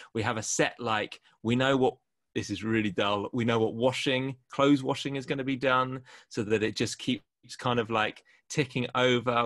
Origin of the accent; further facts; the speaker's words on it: near Kingston, Greater London, United Kingdom; moved away as an adult; also born or lived in Canterbury; my hometown in, near Kingston in Greater London